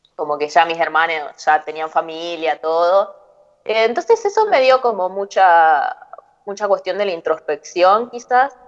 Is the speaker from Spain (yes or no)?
no; Concepción del Uruguay, Entre Ríos, Argentina; now in Buenos Aires, Argentina; crecí en, en Concepción del Uruguay